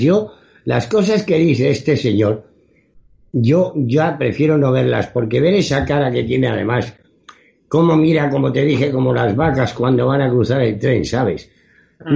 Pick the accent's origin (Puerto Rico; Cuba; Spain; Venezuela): Spain; un ciudadano español